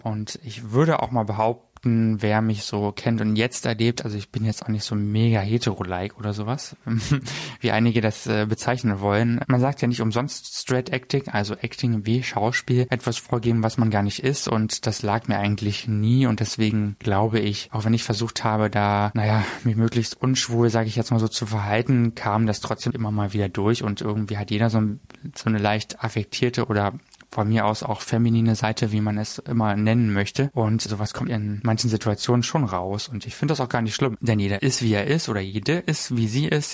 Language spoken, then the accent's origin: German; Germany; in der Region, wo ich herkomme